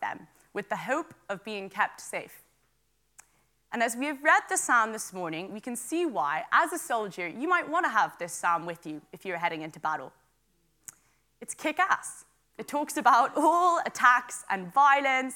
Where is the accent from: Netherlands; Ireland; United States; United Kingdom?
Ireland; Wicklow, Leinster; also born or lived in Dublin; I am from Wicklow, and I'm also a student in UCD in Dublin.